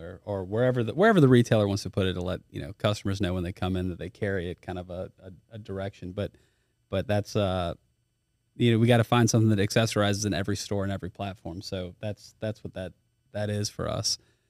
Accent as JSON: {"language": "English", "town": "Baton Rouge", "region": "Louisiana", "country": "United States", "said": "I am from Baton Rouge. Went to Dunham for a while. Finished at U High."}